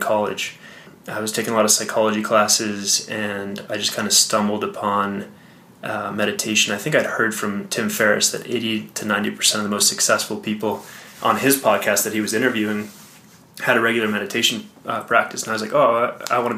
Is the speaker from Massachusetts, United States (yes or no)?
yes; Boston, Massachusetts, United States; moved away as an adult; also born or lived in Connecticut; now in Colorado, United States; Grew up outside of Boston.